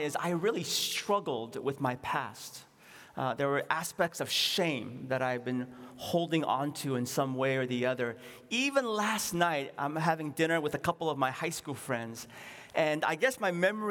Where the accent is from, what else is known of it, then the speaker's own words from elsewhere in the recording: San Francisco, California, United States; also born or lived in Seoul, South Korea; My parents and I, we ran a grocery store in what is now called, I think, Nob Loin, on Pine Street, not that far away